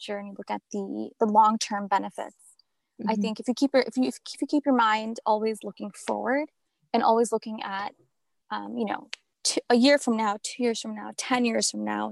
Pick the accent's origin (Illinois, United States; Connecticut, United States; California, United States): Illinois, United States; Chicago; now in Southern New Jersey, United States; I grew up in Chicago